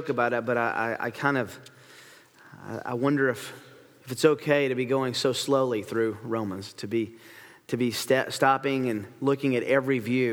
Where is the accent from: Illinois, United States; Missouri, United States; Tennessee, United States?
Tennessee, United States; I grew up in Tennessee